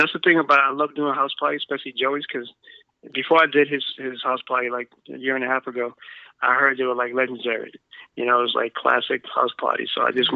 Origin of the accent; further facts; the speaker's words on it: United States; also born or lived in Boston; I was born here in America, but my mom and dad's from Guatemala